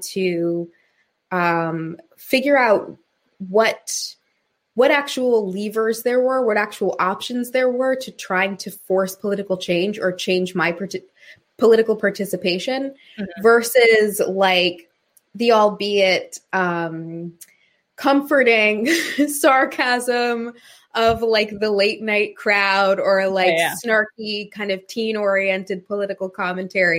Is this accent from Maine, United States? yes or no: yes; Maine, United States; growing up in Maine